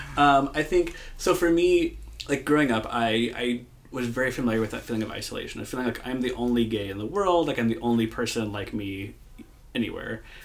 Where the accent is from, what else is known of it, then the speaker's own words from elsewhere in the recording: Moline, Illinois, United States; moved away as an adult; now in San Francisco, United States; I grew up in Moline, Illinois.